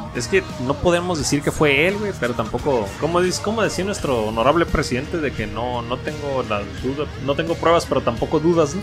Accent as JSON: {"language": "Spanish", "country": "Mexico", "said": "yo siendo mexicano"}